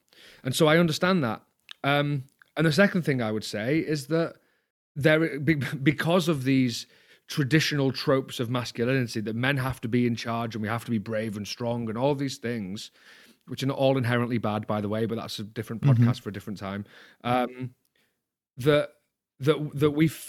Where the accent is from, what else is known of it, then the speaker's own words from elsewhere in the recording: England, United Kingdom; I'm a Northerner, okay. So I use pi.